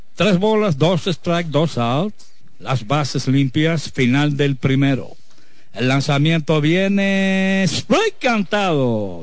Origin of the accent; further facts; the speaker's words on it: Cayetano Germosén, Espaillat, Dominican Republic; Cayetano Hermosén, Guanábano, mi tierra, mi querido Guanábano